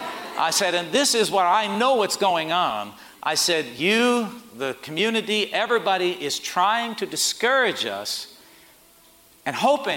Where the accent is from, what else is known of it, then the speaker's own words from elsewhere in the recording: Port Chester, New York, United States; We had 150 people. I was from Portchester.